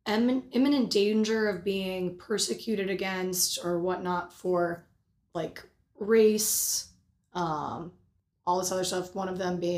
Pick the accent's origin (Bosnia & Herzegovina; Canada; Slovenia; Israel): Bosnia & Herzegovina; moved away; So I was born in Bosnia in February of 96.